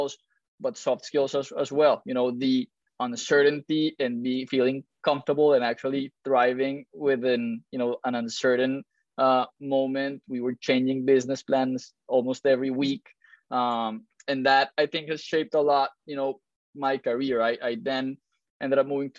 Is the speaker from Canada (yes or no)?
no; Colombia; moved away as an adult; also born or lived in Miami; now in United States; I'm originally from Colombia, moved to the US in 2006